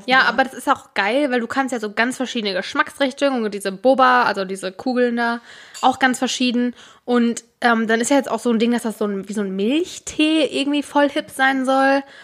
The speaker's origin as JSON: {"language": "German", "region": "North Rhine-Westphalia", "country": "Germany", "tie": "born or raised there"}